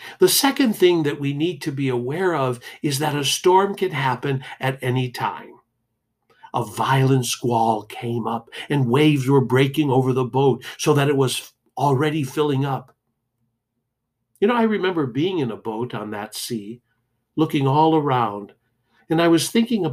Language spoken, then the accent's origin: English; Detroit, Michigan, United States; As a kid growing up in Detroit